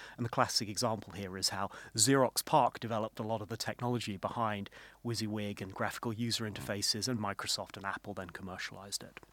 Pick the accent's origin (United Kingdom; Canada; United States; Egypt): United Kingdom; as a Brit